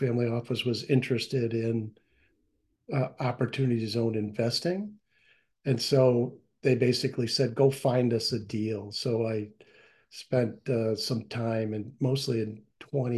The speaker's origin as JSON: {"language": "English", "town": "Aurora", "region": "Illinois", "country": "United States", "said": "I'm from Aurora, so 40 miles out"}